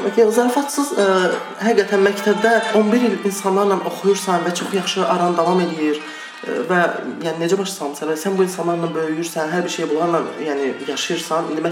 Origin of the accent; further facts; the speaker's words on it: Iran; moved away; Mən dediyim kimi İranında böyümüşəm. Yəni Aha. təhsilim orada oldu, orta təhsilim.